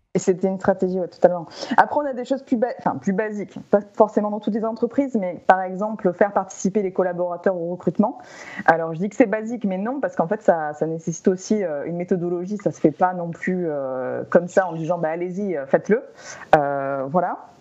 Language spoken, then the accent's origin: French; France; chez nous en France